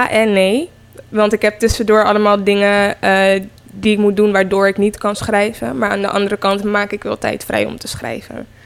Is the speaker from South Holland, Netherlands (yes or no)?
yes; Rotterdam, South Holland, Netherlands; ik ben 20 jaar en ik kom uit Rotterdam.